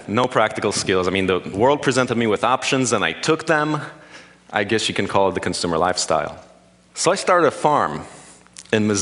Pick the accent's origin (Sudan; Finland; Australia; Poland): Poland; now in United States; I was born in Poland, now in the US.